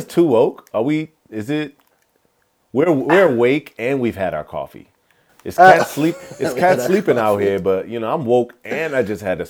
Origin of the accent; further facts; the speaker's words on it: Washington, District of Columbia, United States; also born or lived in St. Lucia / Nigeria / Omaha, Nebraska; I was also in Nigeria for a little bit of time when I was younger. But yes, I was born in Washington, D.C. I am a first generation Nigerian. So I'm the first one in my family ever to be born in the U.S.